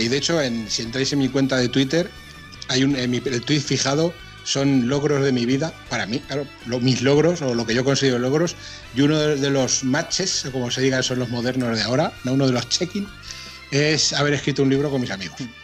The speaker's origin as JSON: {"language": "Spanish", "region": "Castilla-La Mancha", "country": "Spain", "said": "como buen manchego"}